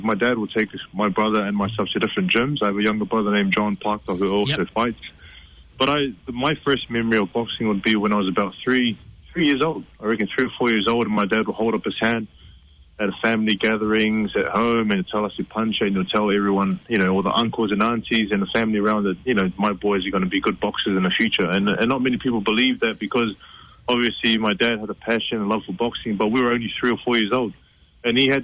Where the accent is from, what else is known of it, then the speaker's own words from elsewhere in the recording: New Zealand; I was born here in New Zealand, so I consider myself New Zealand Samoan